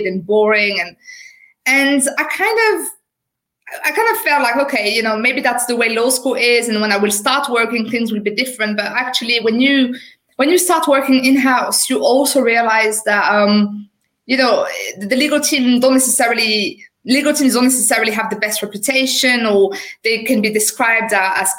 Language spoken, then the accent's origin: English; France; accent: French; English is a second language; moved away as an adult; now in United Kingdom; I qualified as a lawyer in France. Obviously, you will have noticed with my accent. So I'm a French qualified lawyer